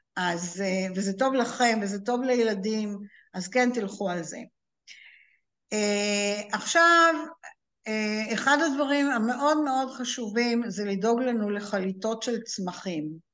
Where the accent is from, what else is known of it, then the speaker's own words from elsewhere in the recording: Israel; לנו כישראלים